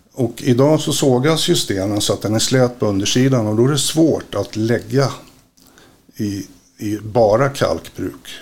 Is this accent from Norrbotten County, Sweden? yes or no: no; Stockholm, Stockholm County, Sweden; now in Västerås, Sweden; uppvuxen i Stockholm, bor i Västerås.